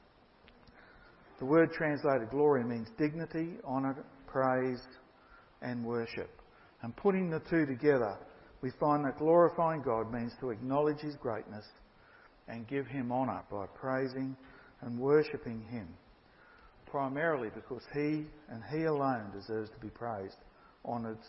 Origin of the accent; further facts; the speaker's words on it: Brisbane, Queensland, Australia; I came from Brisbane initially